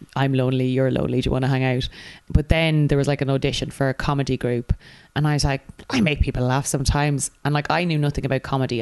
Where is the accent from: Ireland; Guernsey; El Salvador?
Ireland; Kildare, Leinster; moved away as an adult; also born or lived in Dublin, Ireland; now in London, United Kingdom; I moved from Kildare to Dublin to go to university and then from Dublin to London.